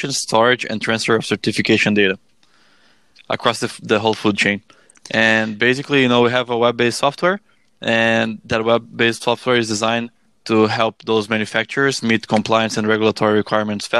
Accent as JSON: {"language": "English", "country": "Brazil", "moved": "as an adult", "lives_now": "Canada", "said": "I am from Brazil, and in 2014, I moved to Canada."}